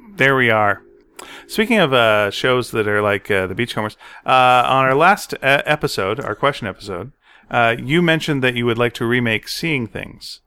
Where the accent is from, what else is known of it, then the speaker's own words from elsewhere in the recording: Montreal, Quebec, Canada; I'm from Montreal